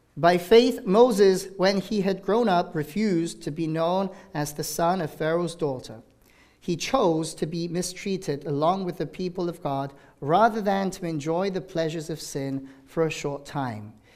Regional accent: South Korea; now in Danvers, United States; it's in Pyeongchang, my, my home country

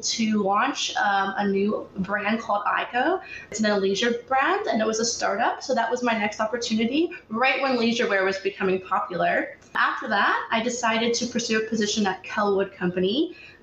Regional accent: Canton, Ohio, United States; now in Los Angeles, United States; I'm actually originally from Canton, Ohio, where I was raised by my mother

